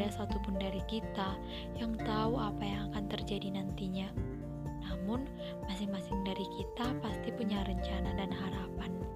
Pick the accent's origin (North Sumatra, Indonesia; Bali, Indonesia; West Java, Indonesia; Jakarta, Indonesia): North Sumatra, Indonesia; Srikalang; Aku berasal dari Srikalang, Provinsi Sumatera Utara